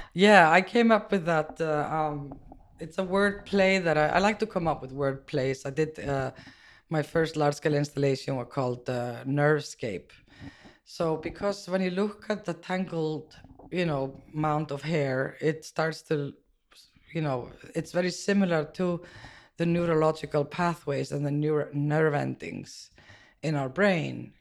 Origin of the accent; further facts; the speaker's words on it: Iceland; moved away as an adult; now in New York, United States; growing up in Iceland was, uh, quite interesting